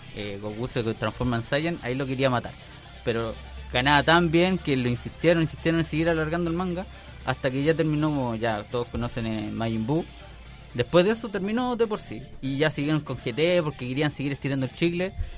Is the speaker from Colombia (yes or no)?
no; Chile; Yo soy el mismísimo chino chileno, el que andaba con la bandana ahí en el colegio